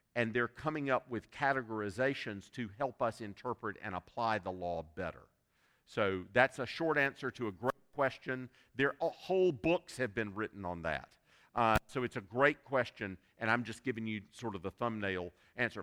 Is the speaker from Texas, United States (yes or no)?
no; South Carolina, United States; I, I was born and reared in South Carolina